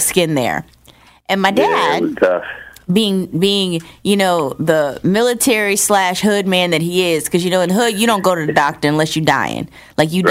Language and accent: English; New Jersey, United States; I'm originally from New Jersey